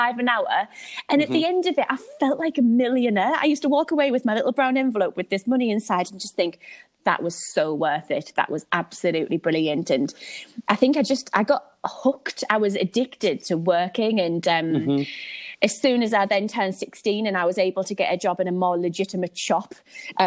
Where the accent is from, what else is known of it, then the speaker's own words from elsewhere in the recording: Hartlepool, North East England, United Kingdom; moved away as an adult; now in Sunderland, United Kingdom; I don't know whether you can tell from my accent, but I'm from a little place called Hartlepool